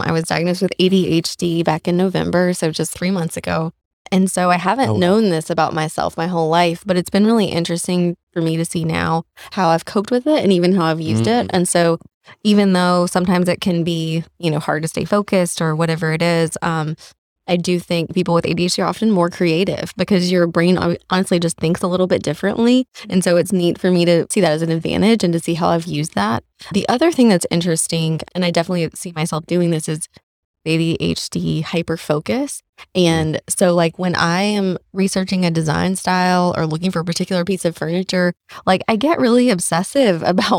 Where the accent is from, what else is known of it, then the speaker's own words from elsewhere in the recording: Shelby, North Carolina, United States; also born or lived in Raleigh, North Carolina; I grew up in Shelby, North Carolina.